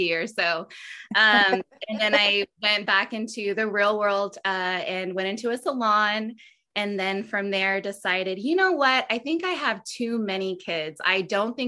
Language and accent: English; Austin, Texas, United States; Born and raised in Austin